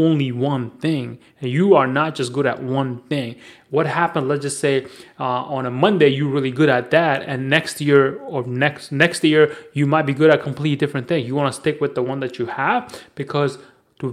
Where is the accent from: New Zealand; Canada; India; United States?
India; New Delhi, Delhi; I am from New Delhi